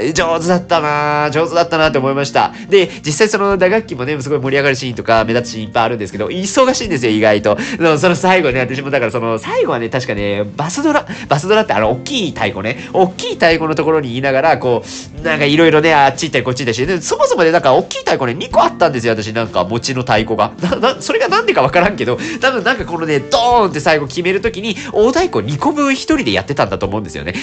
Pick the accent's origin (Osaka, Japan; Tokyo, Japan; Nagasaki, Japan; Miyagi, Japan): Nagasaki, Japan; moved away; 長崎県の出身でございますので